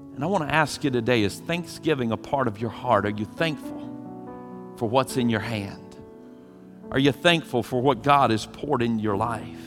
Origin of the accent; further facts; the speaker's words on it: Eastern North Carolina, United States; growing up in Eastern North Carolina